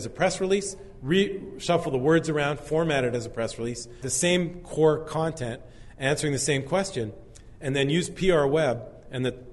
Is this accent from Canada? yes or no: yes; Canada; I'm Canadian